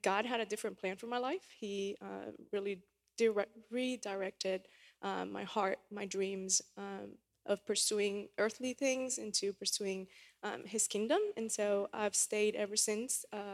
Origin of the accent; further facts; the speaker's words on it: Panama City, Panama; moved away as an adult; also born or lived in Missouri; now in United States; I was born and raised in Panama City, Panama, which is a small country in Central America